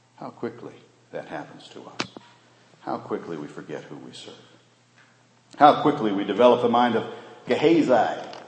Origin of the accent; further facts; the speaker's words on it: United States; for us there as American Christians